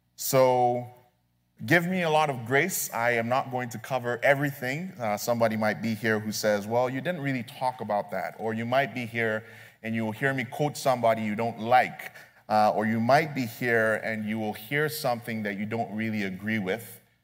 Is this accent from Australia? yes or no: no; Nigeria; As a Nigerian